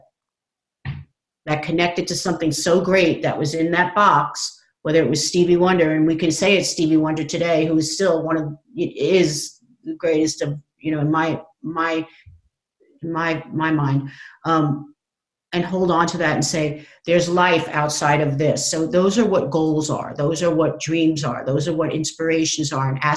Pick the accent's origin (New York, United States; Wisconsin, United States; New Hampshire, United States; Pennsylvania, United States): New York, United States; Long Island; I grew up on Long Island